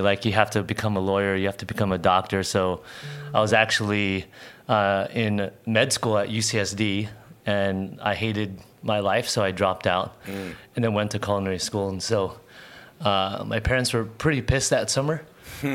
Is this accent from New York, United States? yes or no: no; San Diego, California, United States; I was born and raised here in San Diego